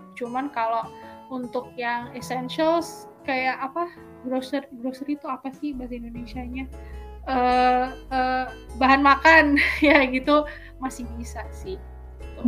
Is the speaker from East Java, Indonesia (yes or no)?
no; Surakarta, Central Java, Indonesia; moved away; also born or lived in Schwelm, Germany; rumah aku dulu di Solo